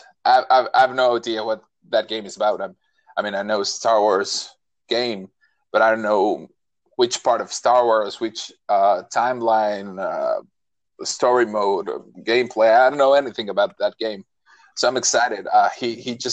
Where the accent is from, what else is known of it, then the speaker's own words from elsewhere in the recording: Mexico; English is a second language; we are all from Mexico.